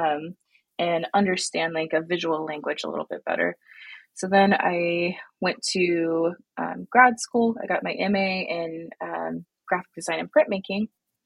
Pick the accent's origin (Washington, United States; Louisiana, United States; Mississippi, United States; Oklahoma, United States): Oklahoma, United States; also born or lived in Tulsa, Oklahoma / Tahlequah, Oklahoma / Okemah, Oklahoma; I am from Tulsa, Oklahoma. All my family is from Tahlequah, Oklahoma. And I grew up between all of those places in Okemah, Oklahoma